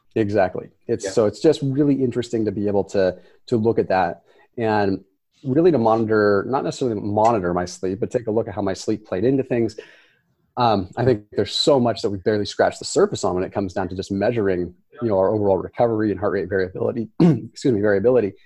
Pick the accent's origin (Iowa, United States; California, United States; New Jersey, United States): California, United States; Sonoma; I was born and raised in Sonoma, California.